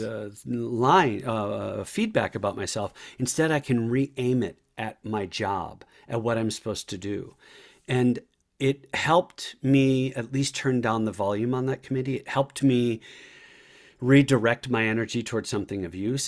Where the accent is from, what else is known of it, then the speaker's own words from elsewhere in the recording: La Crosse, Wisconsin, United States; moved away as an adult; I grew up in Irish Catholic in La Crosse, Wisconsin, on the north side